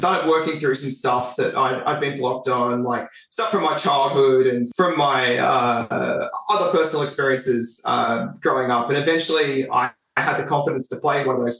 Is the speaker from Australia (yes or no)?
yes; Frankston, Victoria, Australia; I'm from Frankston